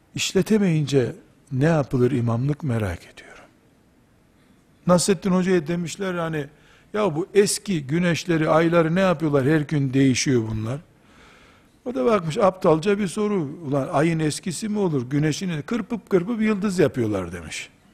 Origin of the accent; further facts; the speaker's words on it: Black Sea Region, Turkey; Bizim Karadeniz deyimidir yarılık.